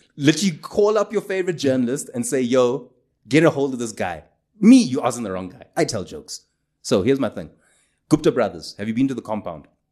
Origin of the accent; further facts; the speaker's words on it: Durban, KwaZulu-Natal, South Africa; I grew up in Durban